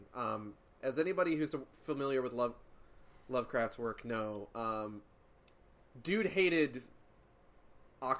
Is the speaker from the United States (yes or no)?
yes; Boston, Massachusetts, United States; now in Texas, United States; I'm from Massachusetts